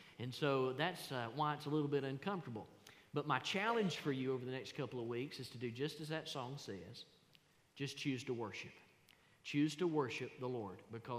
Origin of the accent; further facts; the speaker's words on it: United States; We, as American Christians